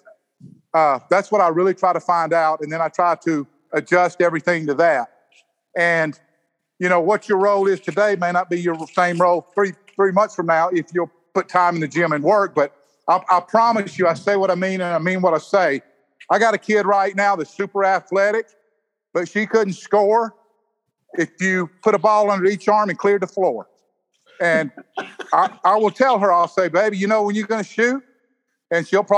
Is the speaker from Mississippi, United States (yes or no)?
yes; the Mississippi Delta, United States; also born or lived in Gulfport, Mississippi; I was born and reared in the Delta of Mississippi. I moved to Gulfport when I was 15 years old.